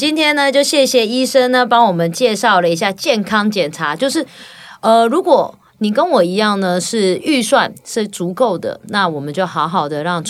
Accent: Taichung, Taiwan; now in Douliu, Taiwan; 那时候我就住台中嘛，我是后来从台中搬到斗六嘛

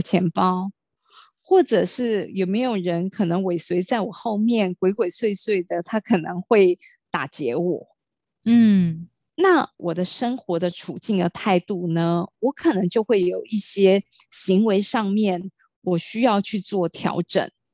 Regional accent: Taiwan; 我的父亲是从大陆移民到台湾，我是最早，而且也是刚好家里面的第一个老大，然后再，在嗯。台湾呢出生长大

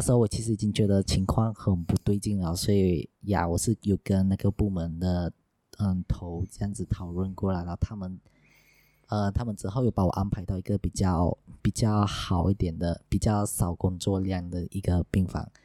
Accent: Sarawak, Malaysia; now in Johor, Malaysia; 我来自沙拉哇，不过目前在 Roadflow 做广播

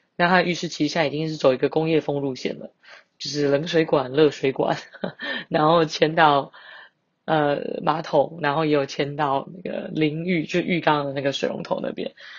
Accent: Banqiao, New Taipei, Taiwan; 板桥是我的故乡

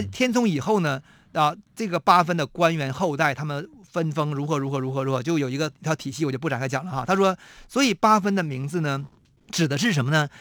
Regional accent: Shenyang, Liaoning, China; 沈阳故宫，我是从小就在那边常常出没的

